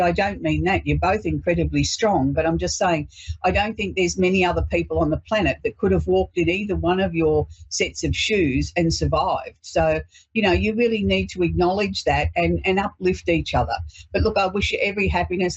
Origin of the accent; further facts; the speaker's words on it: Australia; we celebrate being Australian